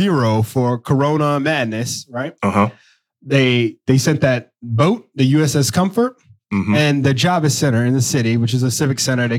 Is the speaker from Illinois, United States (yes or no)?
no; New York, United States; I'm from New York.